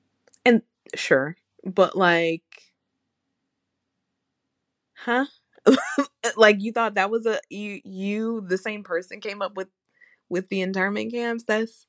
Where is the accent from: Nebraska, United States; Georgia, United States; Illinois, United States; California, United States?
Georgia, United States; I'm from Georgia.